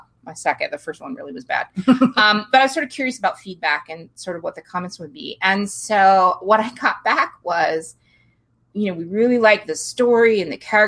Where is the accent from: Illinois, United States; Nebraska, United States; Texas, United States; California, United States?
California, United States; San Diego; also born or lived in Bogota, Colombia / Washington State; I grew up in San Diego